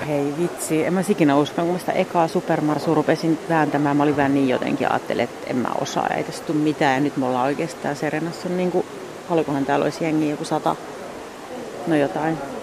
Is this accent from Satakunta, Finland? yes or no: no; Järvenpää, Uusimaa, Finland; also born or lived in Lahti / Padasjoki; mä oon Järvenpäästä